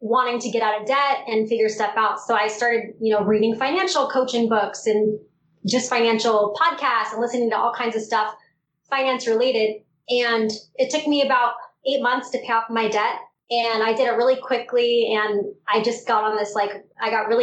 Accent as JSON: {"language": "English", "region": "Southern California", "country": "United States", "tie": "born or raised there", "said": "I grew up in Southern California."}